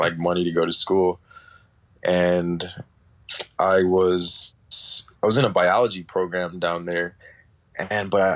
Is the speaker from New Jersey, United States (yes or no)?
no; New York City, New York, United States; I'm originally from Brooklyn, New York. My family's from Trinidad and Tobago. I'm currently living in New York, in Brooklyn right now